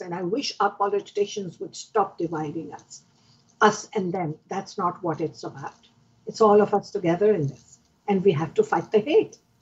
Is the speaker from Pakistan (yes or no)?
yes; Pakistan; now in Canada; I am originally from Pakistan, so I understand the language